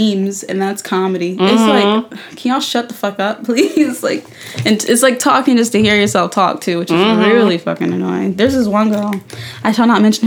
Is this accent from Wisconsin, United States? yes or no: no; Philadelphia, Pennsylvania, United States; I was raised in Philadelphia